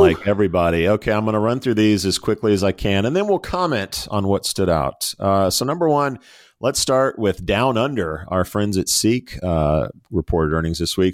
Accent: United States

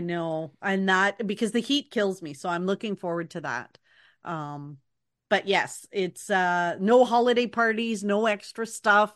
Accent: Canada; being a Canadian Disney fan

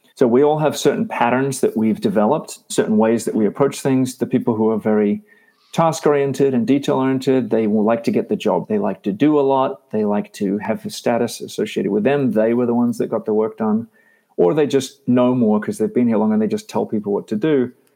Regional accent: Australia; also born or lived in Texas; now in United States; I did grow up in Australia

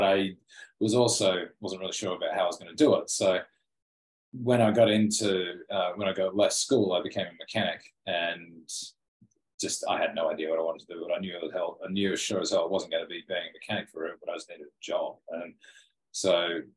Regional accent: Australia; me being an Aussie

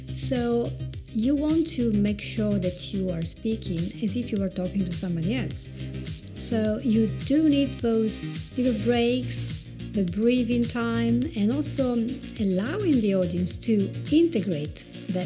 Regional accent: Italy; accent: Italian; English is a second language; I do have my Italian accent. I probably will never lose it

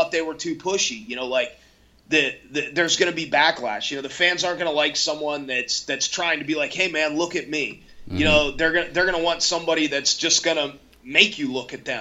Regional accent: a few miles north of Blacksville, West Virginia, Pennsylvania side, United States; I grew up, you know, a few miles north of Blacksville, West Virginia on the PA side.

